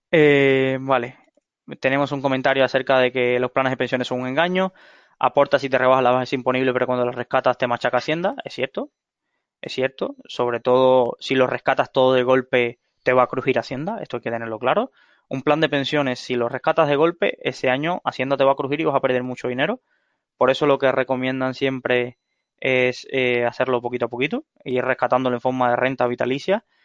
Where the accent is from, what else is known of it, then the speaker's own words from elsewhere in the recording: Cuba; moved away as an adult; now in Spain; soy de Cuba, viví veinte años ahí